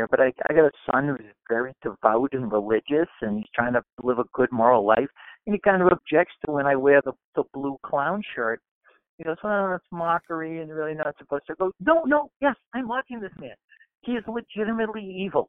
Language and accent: English; Weymouth, Massachusetts, United States; I'm from Weymouth, Mass